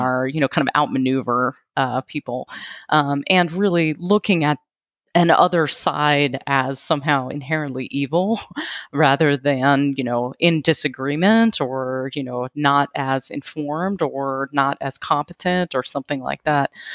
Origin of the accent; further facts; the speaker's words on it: Western Pennsylvania, United States; I'm from Western Pennsylvania